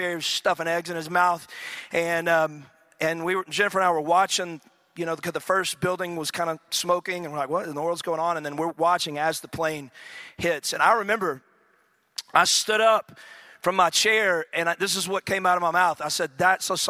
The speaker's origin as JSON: {"language": "English", "region": "East Texas", "country": "United States", "tie": "born or raised there", "said": "I grew up in East Texas"}